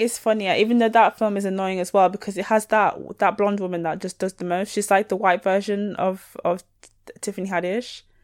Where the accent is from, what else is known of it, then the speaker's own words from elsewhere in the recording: near Leeds, Yorkshire and the Humber, United Kingdom; accent: Northern; local to where I grew up